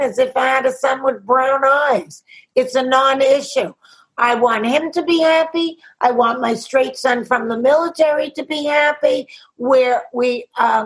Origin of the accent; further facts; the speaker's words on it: New York City, New York, United States; I'm from Queens